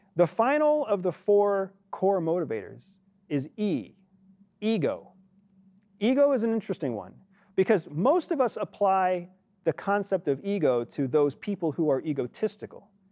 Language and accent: English; United States; as an American